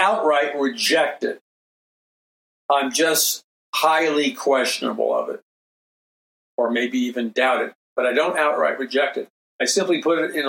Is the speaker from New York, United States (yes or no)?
yes; New York City, New York, United States; I was raised in New York City. I mean, I'm a city boy.